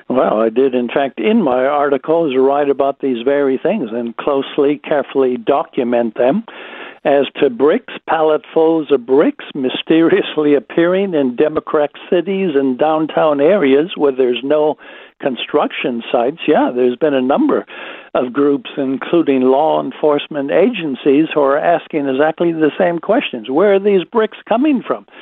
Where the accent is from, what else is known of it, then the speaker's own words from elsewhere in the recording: United States; moved away; It is my home country